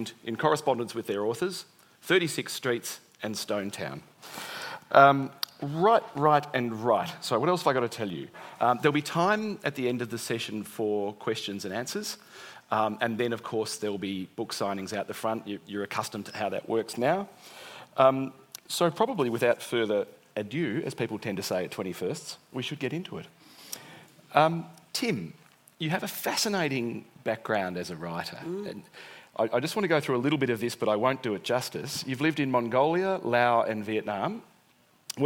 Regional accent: Port Fairy, Victoria, Australia; my hometown of Port Fairy

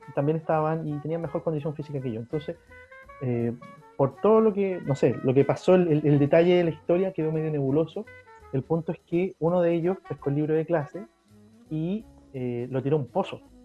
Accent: Chile

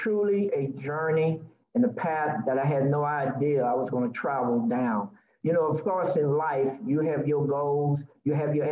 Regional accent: New Orleans, Louisiana, United States; I am from New Orleans, Louisiana

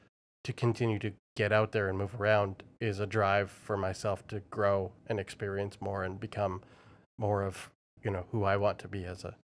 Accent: Vancouver, British Columbia, Canada; born there; also born or lived in Toronto / United Kingdom; I was born in Vancouver and then ended up in Toronto and then UK and Europe and back to Toronto and those kinds of things.

